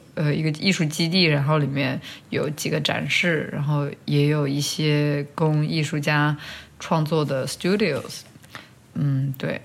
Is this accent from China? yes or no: yes; China; moved away; 我小时候在国内生长的一个童年的记忆